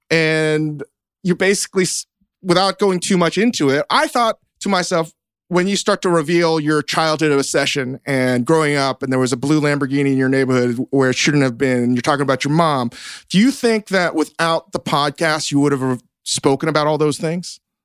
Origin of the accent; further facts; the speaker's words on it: Virginia, United States; growing up in Virginia, everybody did some kind of chewing tobacco product